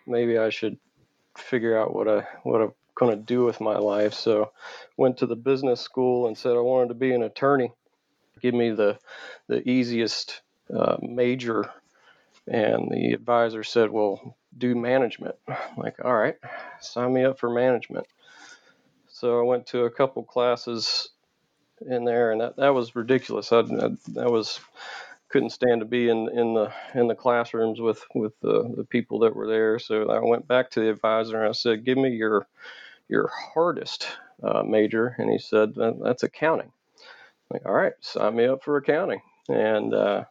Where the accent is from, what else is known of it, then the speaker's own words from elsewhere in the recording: Charlotte, North Carolina, United States; also born or lived in West Virginia / Burlington, North Carolina; that landed me in Burlington, North Carolina. Under 1 year of age, from then on, most of my life has been around in the Charlotte area.